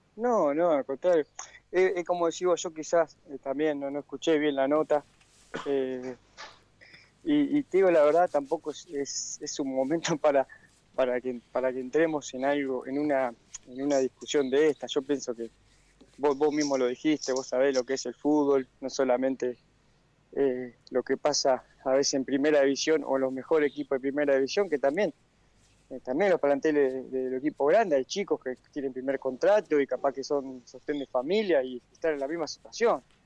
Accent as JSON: {"language": "Spanish", "town": "Acebal", "region": "Santa Fe", "country": "Argentina", "tie": "born or raised there", "moved": "yes", "said": "yo tengo mi, domicilio en, mi pueblo, ¿no? En Aceval, en Santa Fe"}